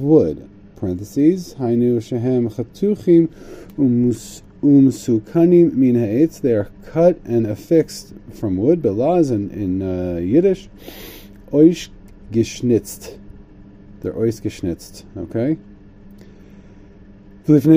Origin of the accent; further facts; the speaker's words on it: Connecticut, United States; I'm from Connecticut, so I have anti-monarchism sort of in my blood